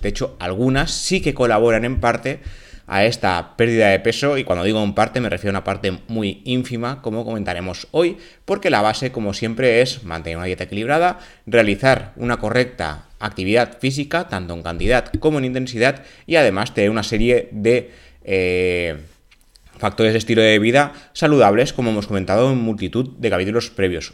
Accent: Spain; en España somos más de tomar café que de té

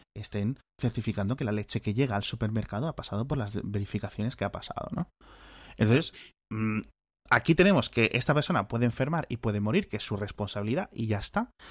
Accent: Spain

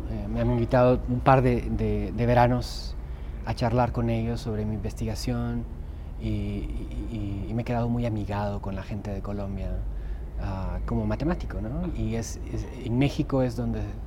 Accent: Guatemala; also born or lived in Germany; now in Salem, United States; nací en Alemania, soy ciudadano norteamericano ahora, crecí en Guatemala

